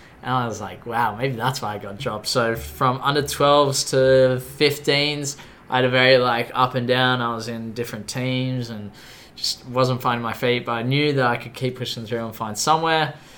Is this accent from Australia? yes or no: yes; Australia; So I'm 22 years old, born and raised in Australia on the beaches.